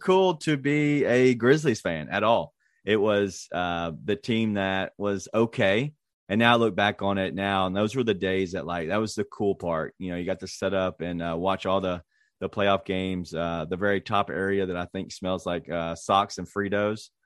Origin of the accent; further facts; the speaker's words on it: Memphis, Tennessee, United States; my hometown team